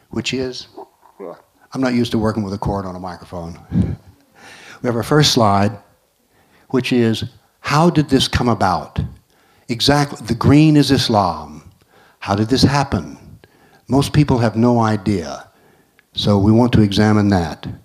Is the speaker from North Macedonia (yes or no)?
yes; North Macedonia; I came from Macedonia, as I said, and the governments there are doing what they call synchronizing the histories.